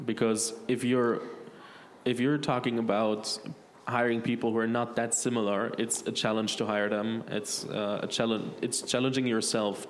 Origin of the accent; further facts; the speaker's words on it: Berlin, Germany; I'm from Berlin